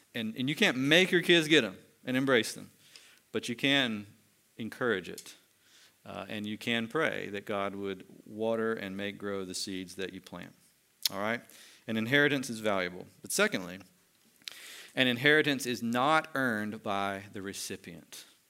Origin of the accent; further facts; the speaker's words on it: United States; as American Christians